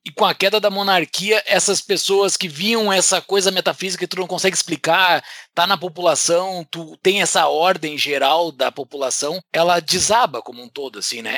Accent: interior of Rio Grande do Sul, Brazil; Eu sou do interior do Rio Grande do Sul

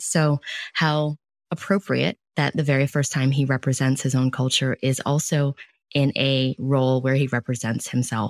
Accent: New York City, New York, United States; a Chinese-American girl born and raised in New York City.

